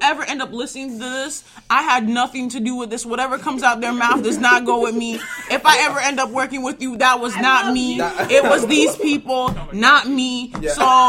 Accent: New York, United States; I'm from New York. I'm sorry. I'm from New York.

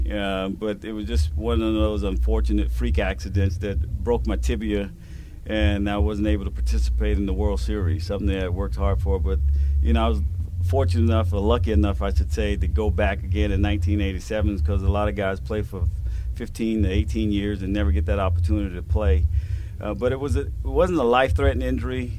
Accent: Jacksonville, Florida, United States; moved away; here in my hometown where it all began for me

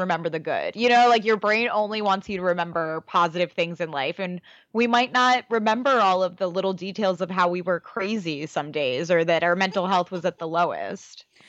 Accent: Baltimore, Maryland, United States; I'm from Baltimore

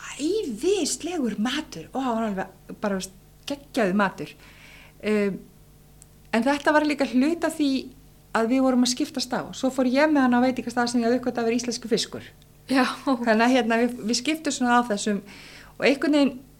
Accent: Westman Islands, Southern Region, Iceland; ég er alveg upp í Vasmannu þar sem ég sild alltaf reglulega með herjálfi

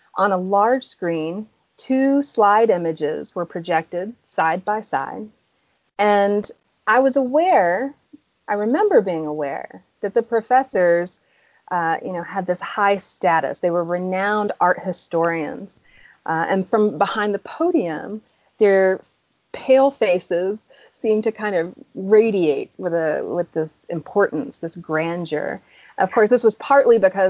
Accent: Atlanta, Georgia, United States; moved away as an adult; also born or lived in Boston; I grew up in the suburbs of Atlanta, so I'm also from the South

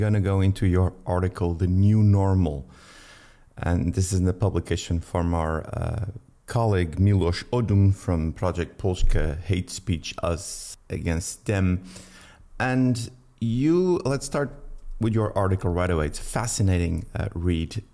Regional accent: Portugal; also born or lived in United States; when I came back to Portugal

